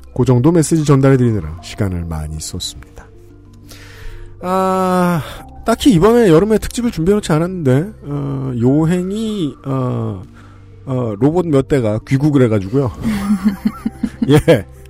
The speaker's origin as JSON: {"language": "Korean", "country": "South Korea"}